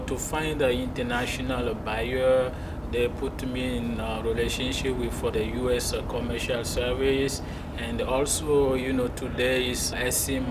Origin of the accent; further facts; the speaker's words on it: Togo; English is a second language; moved away as an adult; now in Muscatine, United States; I was born and raised in Africa and then I came in US in 2011